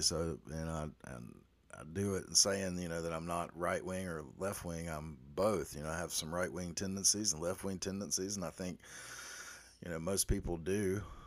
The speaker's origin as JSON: {"language": "English", "region": "the South", "country": "United States", "said": "I am a Southerner"}